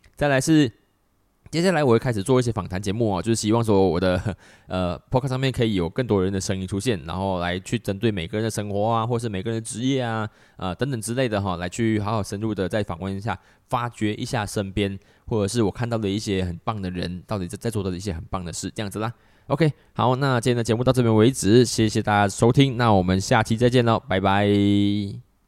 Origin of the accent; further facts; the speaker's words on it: Malaysia; 我在马来西亚成长的